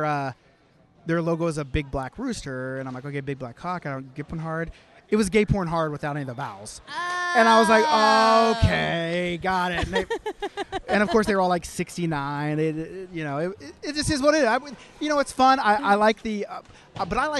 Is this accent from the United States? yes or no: yes; Oklahoma, United States; moved away as an adult; now in Canada; I'm from Oklahoma.